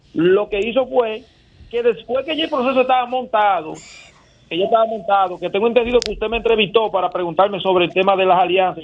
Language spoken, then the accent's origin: Spanish; Dominican Republic; nosotros como sociedad dominicana